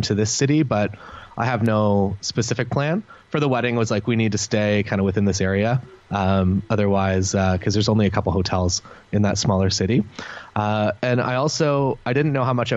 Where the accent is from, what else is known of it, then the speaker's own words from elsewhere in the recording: Canada; We're Canadian, so we do get booked kind of across Canada